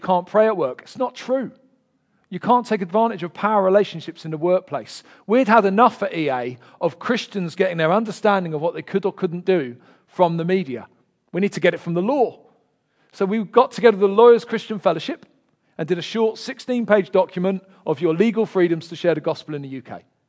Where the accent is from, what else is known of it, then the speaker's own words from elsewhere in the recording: London, United Kingdom; accent: Del Boy; moved away; I'm from Peckham originally